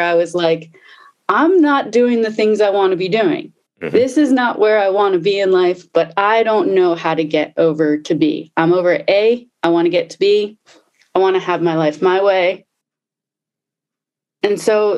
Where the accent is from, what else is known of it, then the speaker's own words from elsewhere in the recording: Baltimore, Maryland, United States; I grew up in Baltimore